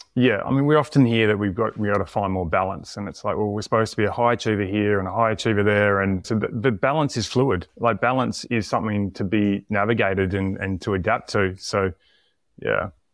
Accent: Tasmania, Australia; moved away; also born or lived in South Australia; I grew up in Tasmania, moved to South Australia

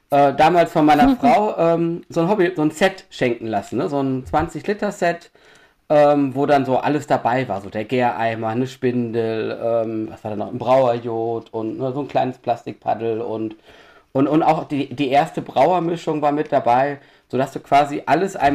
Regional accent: Düsseldorf, North Rhine-Westphalia, Germany; Ähm, ich bin 46 Jahre alt, ich komme aus Düsseldorf.

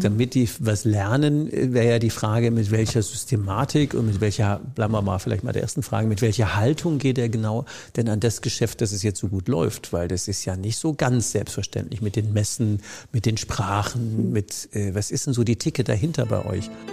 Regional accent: Rhineland-Palatinate, Germany; Ich komme ja aus der Südpfalz

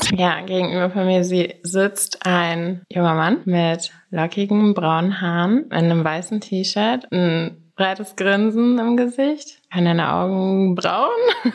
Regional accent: near Wiesbaden, Hesse, Germany; moved away as an adult; also born or lived in Stade / United States / Berlin; now in Hamburg, Germany; Bin aber nur geboren und bin in Hessen aufgewachsen, hinter Wiesbaden auf einem Dorf.

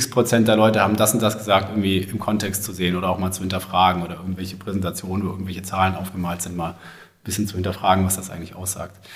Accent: Baden-Württemberg, Germany; also ich komme aus dem, aus dem Großraum Stuttgart und bin dann damals äh, auch zum Studium nach Stuttgart gegangen

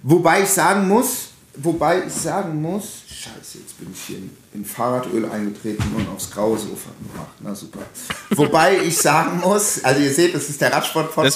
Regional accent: Hesse, Germany; also born or lived in Frankfurt / Offenbach; now in Berlin, Germany; bei uns in Hessen

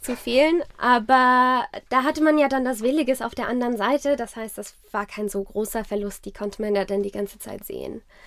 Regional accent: Zornheim, Rhineland-Palatinate, Germany; also born or lived in France / South Africa / Geisenheim; Genau, ich bin in Rheinhessen groß geworden. Ich bin in Zornheim aufgewachsen.

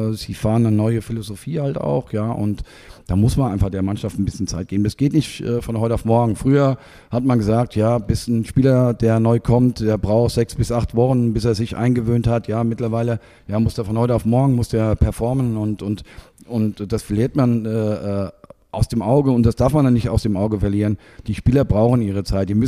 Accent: Germany; ich komme ja aus der Region, habe nie vorgehabt oder irgendwo anders.

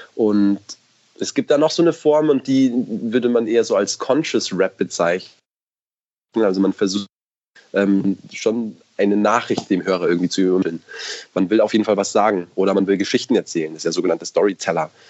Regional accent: Munich, Bavaria, Germany; wir halt aus München sind

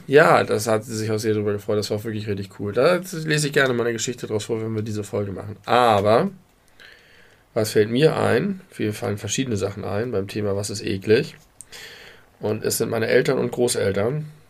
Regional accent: Hamburg, Germany; als Hamburger

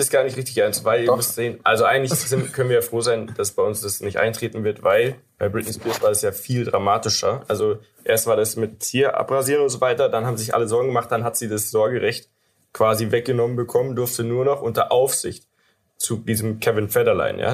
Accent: Germany

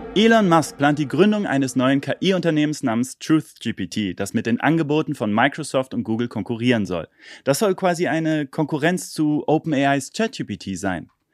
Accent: Germany; bei uns in Deutschland

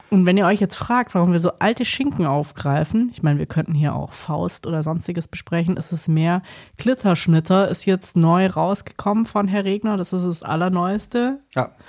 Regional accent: Southern Germany, Germany; Ich komme aus dem Süden

